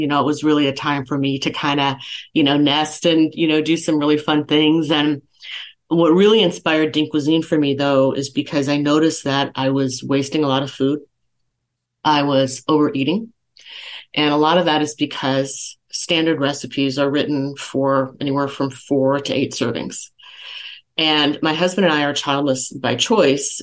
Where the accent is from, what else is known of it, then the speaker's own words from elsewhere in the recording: San Jose, California, United States; moved away as an adult; now in Las Vegas, United States; I'm a Silicon Valley kid, born and raised in San Jose